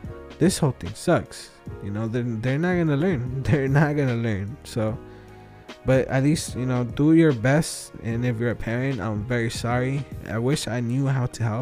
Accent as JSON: {"language": "English", "town": "Wilmington", "region": "California", "country": "United States", "said": "I'm from Wilmington"}